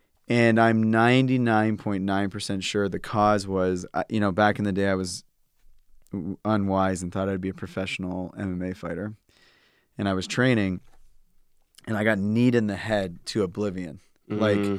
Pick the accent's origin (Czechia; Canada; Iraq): Canada; I'm from Canada, so different healthcare system, but went to the hospital, waited hours.